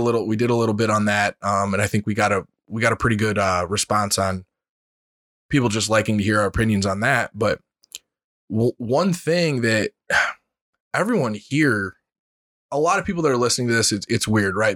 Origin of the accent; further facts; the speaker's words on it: United States; being an American